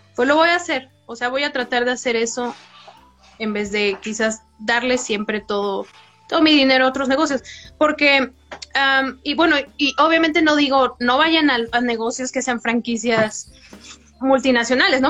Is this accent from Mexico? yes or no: yes; Mexico; como mexicanos